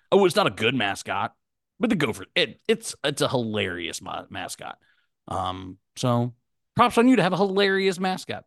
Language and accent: English; Jeannette, Pennsylvania, United States; I'm from Jeanette, Pennsylvania